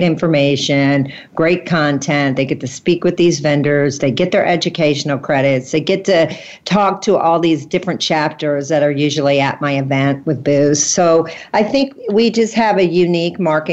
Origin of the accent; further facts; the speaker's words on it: St. Louis, Missouri, United States; I'm from St. Louis. I'm not from a big city